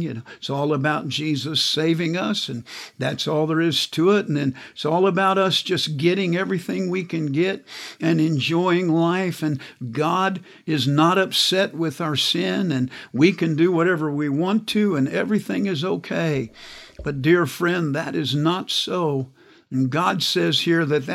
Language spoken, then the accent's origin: English; Kansas, United States; I grew up in Kansas.